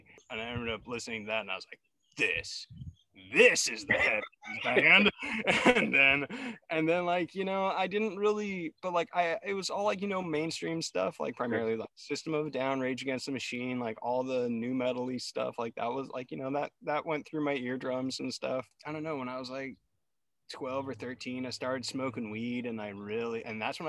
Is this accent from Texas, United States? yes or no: no; Davis, California, United States; Growing up in Davis in the 90s and like early 2000s